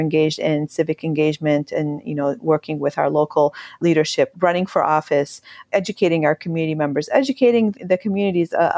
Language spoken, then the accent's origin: English; Syria; now in United States; when I grew up in Syria, when I lived in Syria